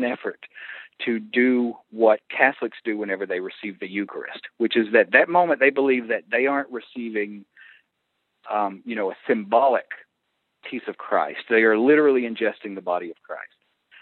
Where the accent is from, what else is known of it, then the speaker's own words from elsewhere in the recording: the Bible Belt, United States; where I grew up in the Bible Belt